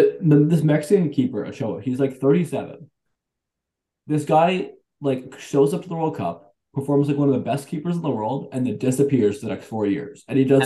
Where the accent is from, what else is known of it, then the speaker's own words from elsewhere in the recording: Canada; I say this as a Canadian.